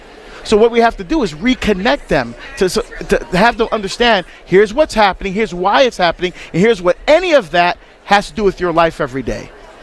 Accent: New Jersey, United States; I'm from Jersey. Okay, I grew up around Italians.

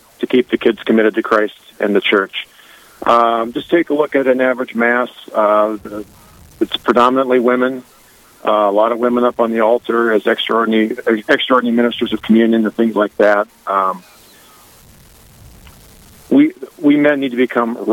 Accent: Cambridge, Minnesota, United States; also born or lived in South Dakota / Ann Arbor, Michigan / Rochester, Minnesota; I grew up in Cambridge, Minnesota, East Central

